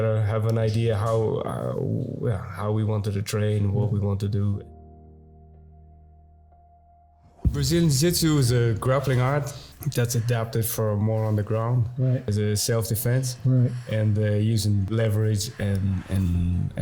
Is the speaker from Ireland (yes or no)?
yes; Tullamore, Leinster, Ireland; also born or lived in Dublin; I was born in Dublin, 1978, and then I grew up in Tullamore, County Offaly. It was the Midlands of Ireland